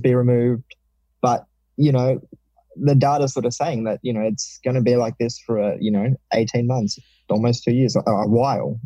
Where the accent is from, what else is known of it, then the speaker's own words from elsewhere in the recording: Melbourne, Victoria, Australia; I've moved back to Melbourne, which is my hometown